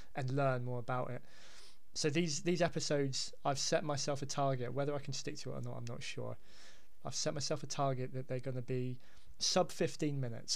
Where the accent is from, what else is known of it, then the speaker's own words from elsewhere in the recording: Hampshire, South East England, United Kingdom; now in Devon, United Kingdom; I'm originally from from Hampshire